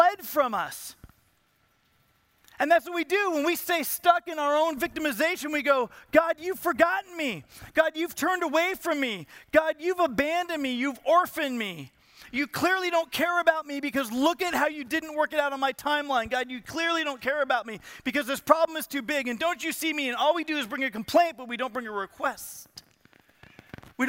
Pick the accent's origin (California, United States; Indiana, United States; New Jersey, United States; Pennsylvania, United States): California, United States; Southern; I am from Southern California. So, and I'm 7 or 8 years old